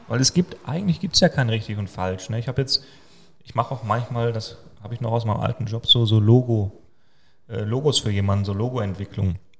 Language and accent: German; Germany; Als Deutscher